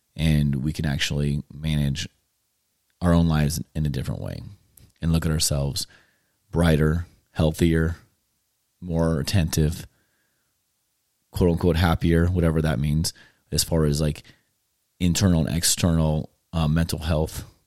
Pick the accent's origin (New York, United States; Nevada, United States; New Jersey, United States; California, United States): California, United States; moved away as an adult; now in Tennessee, United States; growing up in California. I lived there for, um, thirty, almost thirty-eight years now. And, um, my family and I decided to, um, move to Tennessee and start over